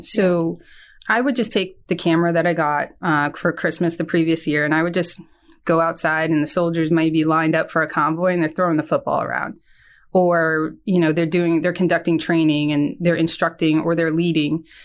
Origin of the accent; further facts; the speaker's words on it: Hopewell Junction, New York, United States; I'm from New York, about an hour and a half north of New York City. Um, I went to high school at John Jay, uh, High School in Hopewell Junction, New York